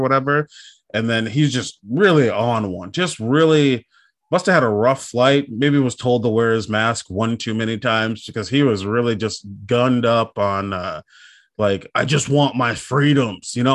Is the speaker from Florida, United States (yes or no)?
no; Minnesota, United States; born or raised there